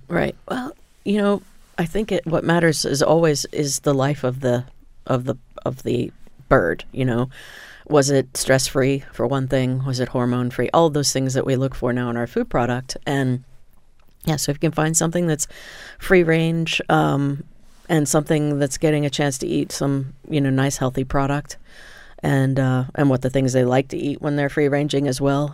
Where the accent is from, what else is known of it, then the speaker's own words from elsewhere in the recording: Indiana, United States; I grew up in Indiana where they produce tremendous sweet corn